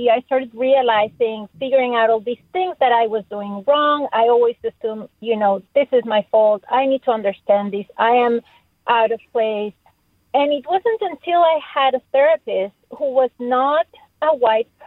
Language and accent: English; Mexico; English is a second language; moved away as an adult; now in United States; Um, I moved here from Mexico about 15 years ago. We never speak about race in Mexico.